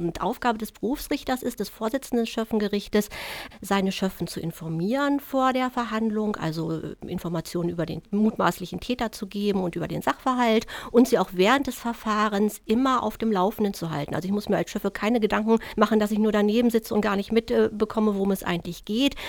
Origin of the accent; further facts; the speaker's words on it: Germany; bei uns in Deutschland